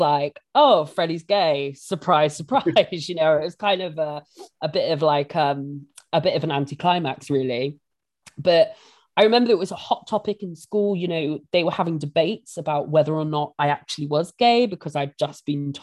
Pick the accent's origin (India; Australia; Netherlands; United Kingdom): United Kingdom; Bristol, South West England; I grew up in St. Paul's, you know, central Bristol, and it is a predominantly black area